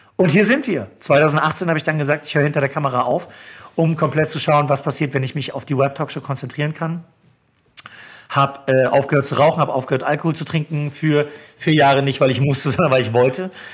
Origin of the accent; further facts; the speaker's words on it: Neubrandenburg, Mecklenburg-Vorpommern, Germany; moved away as an adult; also born or lived in Schwerin / Hamburg; now in Berlin, Germany; in meiner Heimatstadt in Neubrandenburg